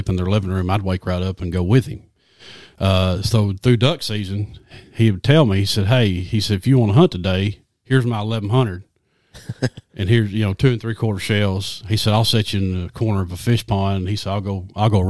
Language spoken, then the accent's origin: English; Lone Oak, Arkansas, United States; Born and raised in Lone Oak, Arkansas